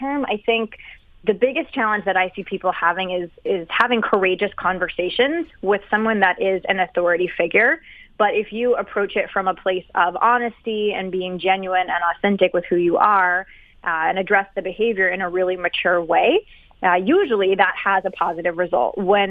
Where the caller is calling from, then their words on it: Philadelphia, Pennsylvania, United States; I live in downtown Philadelphia.